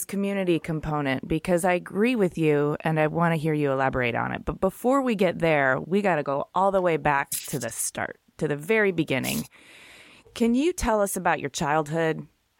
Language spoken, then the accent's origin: English; Michigan, United States